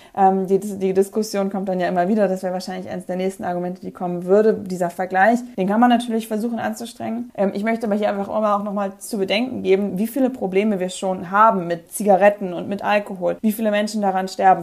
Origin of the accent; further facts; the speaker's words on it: Northern Germany, Germany; Ich komme aus Norddeutschland